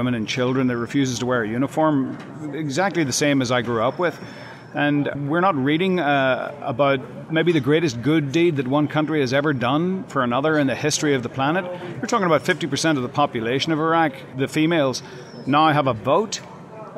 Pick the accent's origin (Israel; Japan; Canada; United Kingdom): United Kingdom; Northern Ireland; now in United States; I grew up in an urban warfare environment in the 60s and 70s in Northern Ireland.